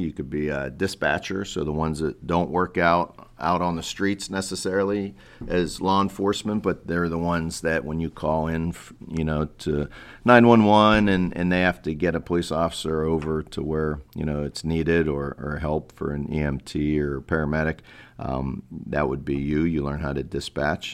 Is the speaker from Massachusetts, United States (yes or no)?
no; Pittsburgh, Pennsylvania, United States; moved away as an adult; also born or lived in Cleveland; I grew up in Pittsburgh, P A.